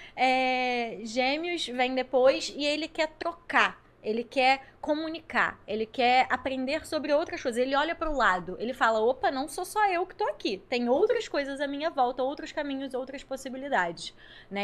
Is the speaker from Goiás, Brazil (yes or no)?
no; Rio de Janeiro, Brazil; eu sou daqui do Rio